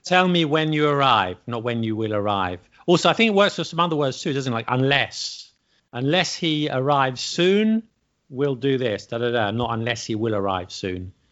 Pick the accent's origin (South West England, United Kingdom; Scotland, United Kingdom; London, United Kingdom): London, United Kingdom; I'm from London